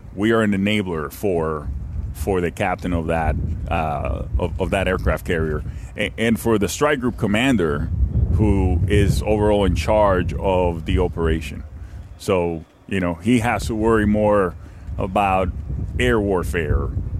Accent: Miami, Florida, United States; Unfortunately, I'm from Miami, and let's not talk about that right now.

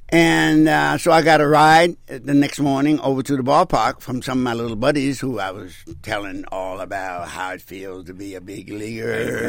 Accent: Washington, District of Columbia, United States; moved away; I told him I was from Washington, D.C., and I went home to stay with my family.

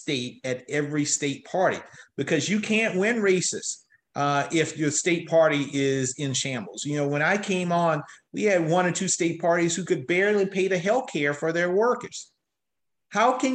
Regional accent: South Carolina, United States; my home state of South Carolina

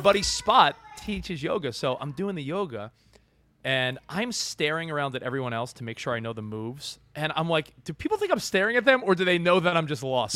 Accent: Long Island, New York, United States; moved away as an adult; also born or lived in Manhattan / Hoboken, New Jersey / Brooklyn; now in California, United States; I grew up on Long Island.

